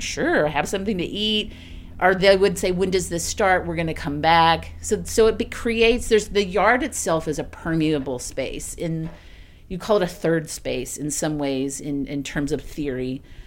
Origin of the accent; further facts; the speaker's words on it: East Texas, United States; also born or lived in Austin, Texas; now in Springdale, United States; I'm from East Texas. I'm from, like, super, pr, like, profoundly rural, thirty-two kids in your class, East Texas